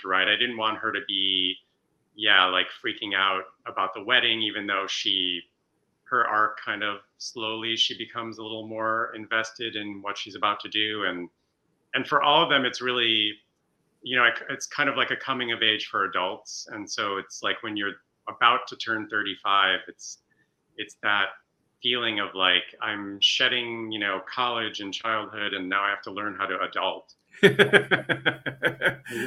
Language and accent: English; suburbs of Chicago, Illinois, United States; moved away; I'm from the Midwest. I grew up in the suburbs of Chicago, like Max